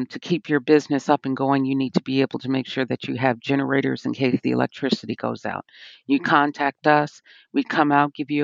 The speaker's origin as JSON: {"language": "English", "town": "Chicago", "region": "Illinois", "country": "United States", "moved": "as an adult", "lives_now": "Murfreesboro, United States", "said": "I'm originally from Chicago"}